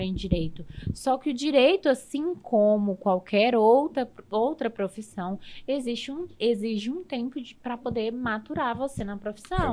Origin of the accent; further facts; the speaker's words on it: Gama, Federal District, Brazil; Eu sou natural do Gama